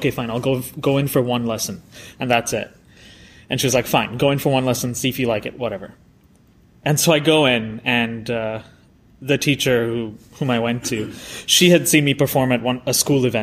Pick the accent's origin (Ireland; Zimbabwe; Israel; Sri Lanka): Sri Lanka; moved away as an adult; also born or lived in Indiana; I grew up in Sri Lanka